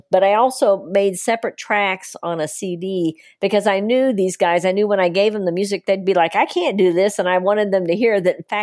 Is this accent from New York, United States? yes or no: no; East Tennessee, United States; Actually, I'm from East Tennessee. East Tennessee. Very close to the border though.